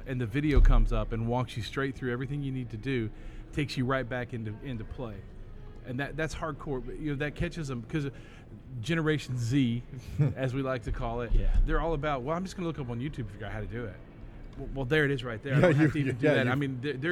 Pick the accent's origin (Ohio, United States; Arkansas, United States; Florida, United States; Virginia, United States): Arkansas, United States; Hope; We're from Arkansas. we're from Hope, Arkansas.